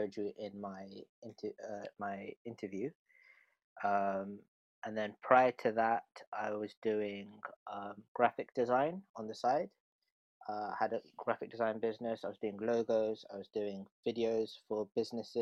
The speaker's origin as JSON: {"language": "English", "region": "London", "country": "United Kingdom", "said": "So I come from Northwest London. I live around North Holt."}